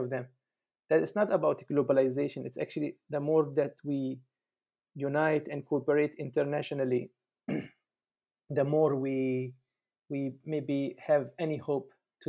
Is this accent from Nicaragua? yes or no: no; Palestine; now in Germany; I am from Palestine. I am currently in Germany